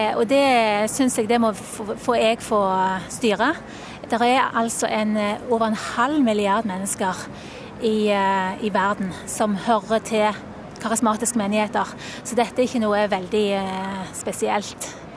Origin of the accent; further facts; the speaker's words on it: Sandnes, Rogaland, Norway; now in Bergen, Norway; jeg har eh, bodd i Bergen i 20 år, men jeg kommer fra Sandnes.